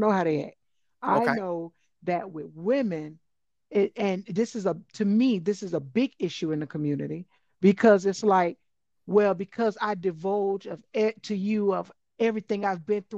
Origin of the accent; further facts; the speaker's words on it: the South, United States; growing up in the South